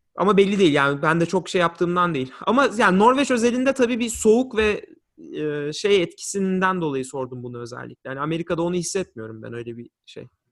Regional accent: Turkey; also born or lived in Lansing, Michigan / St. Joseph, Michigan; now in Washington, D.C., United States; biz öyle büyüdük, öyle yetiştik. Orada büyüdük.

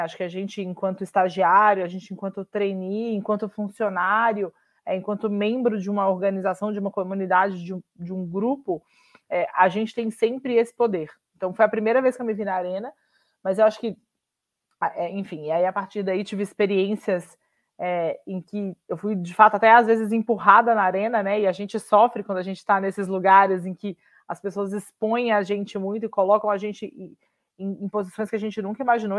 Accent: Minas Gerais, Brazil; sou mineira e advogada de formação

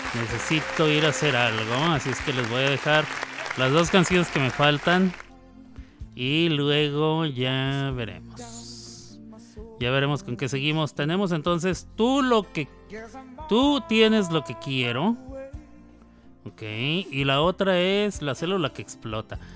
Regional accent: Chihuahua, Mexico; now in Oklahoma, United States; somos de Chihuahua

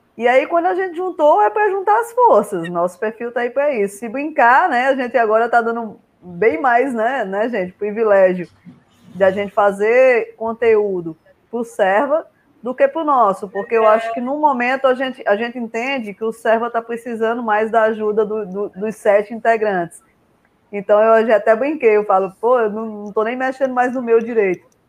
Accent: Paraíba, Brazil; eu sou da Paraíba

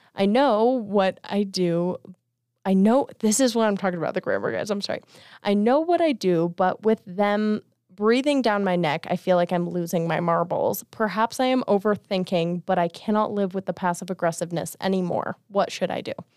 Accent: Las Vegas, Nevada, United States; moved away as an adult; I'm from Vegas

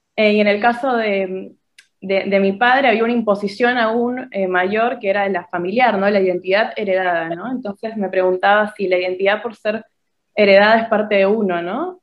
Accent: Peru; moved away as an adult; now in Argentina; me siento peruana, digo, crecí, estuve 20 años allá, los primeros 20 años de mi vida

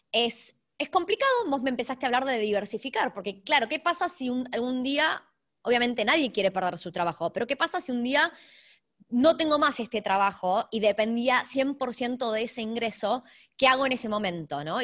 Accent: Argentina; moved away; hace 25 años, no es que me fui ayer de la Argentina. Exactamente, ah. exactamente. Yo hablo todos los días en castellano en mi casa.

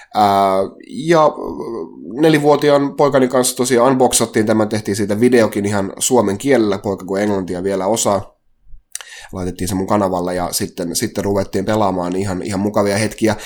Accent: Halikko, Southwest Finland, Finland

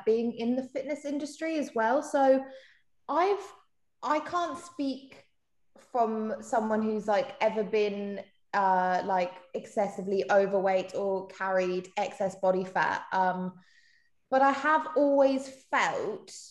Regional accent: South Africa; moved away; I'm not even English. I'm actually South African.

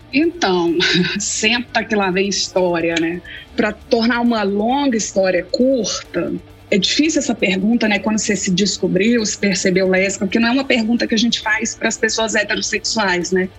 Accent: Belo Horizonte, Minas Gerais, Brazil; moved away as an adult; now in Kansas City, United States; eu sou nascida, criada, esculpida em Belo Horizonte, meu sotaque já denuncia isso bem

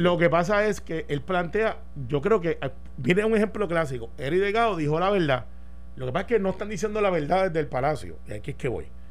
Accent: Puerto Rico; como buen puertorriqueño

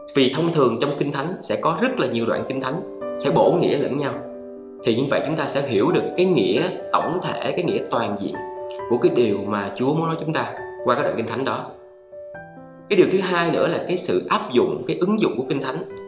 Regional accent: Vietnam; tôi sinh ra tôi là người việt nam

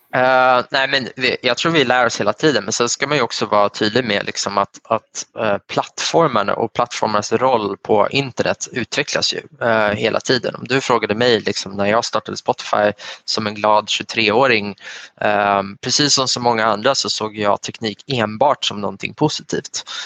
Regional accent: Sweden; Man kommer från en svensk bakgrund

